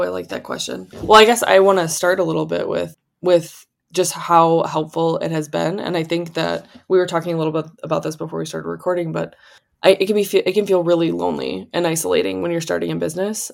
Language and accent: English; Wisconsin, United States; moved away; also born or lived in California; We're from Wisconsin.